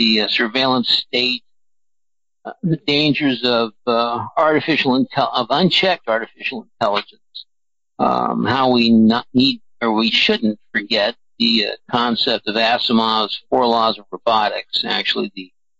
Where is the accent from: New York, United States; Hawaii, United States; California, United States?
California, United States; Burbank; Born in beautiful downtown Burbank